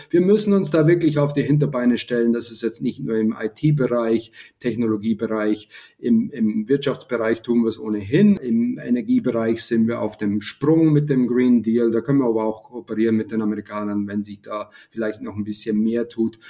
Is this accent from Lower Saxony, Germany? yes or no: no; Lower Bavaria, Germany; als Deutscher, zumal als Niederbayer